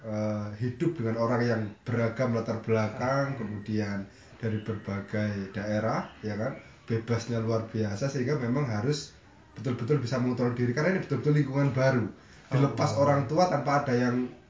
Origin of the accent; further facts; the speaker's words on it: Lampung, Indonesia; moved away as an adult; also born or lived in Surabaya; saya kelahiran Lampung